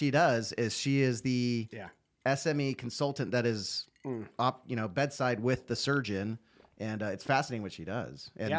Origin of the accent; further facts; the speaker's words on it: California, United States; And then I come out here thinking, well, I'm from California